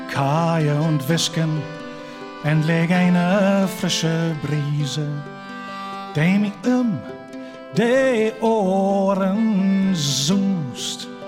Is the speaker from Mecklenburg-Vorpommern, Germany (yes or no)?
yes; Schwerin, Mecklenburg-Vorpommern, Germany; ich komme aus Schwerin.